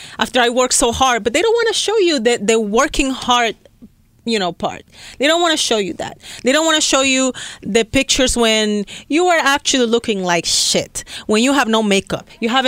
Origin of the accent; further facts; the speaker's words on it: Dominican Republic; I'm a Latina and I grew up in Dominican Republic. I was born and raised there